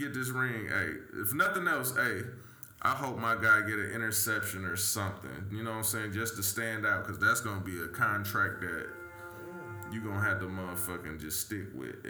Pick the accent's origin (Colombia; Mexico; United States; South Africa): United States; Flint, Michigan; I'm from Flint, Michigan